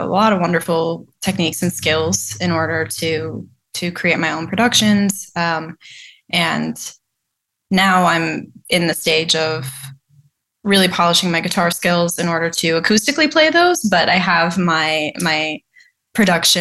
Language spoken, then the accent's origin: English; Mukwonago, Wisconsin, United States; I grew up in Maquonago, Wisconsin